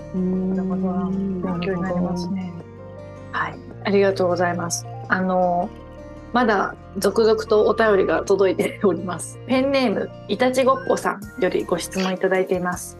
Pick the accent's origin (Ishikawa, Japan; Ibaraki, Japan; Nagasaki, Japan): Ishikawa, Japan; moved away; 私地元が石川県なんですけど